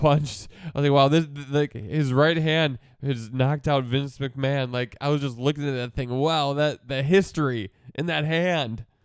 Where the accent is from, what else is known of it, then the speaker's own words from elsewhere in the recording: Milwaukee, Wisconsin, United States; I'm from Milwaukee, which is, like, forty-five minutes north of Kenosha.